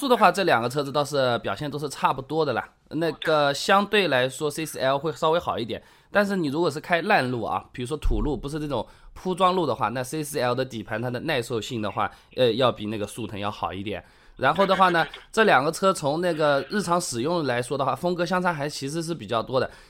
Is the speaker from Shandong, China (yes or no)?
no; Hangzhou, Zhejiang, China; 啊，我打给你的，我是杭州的。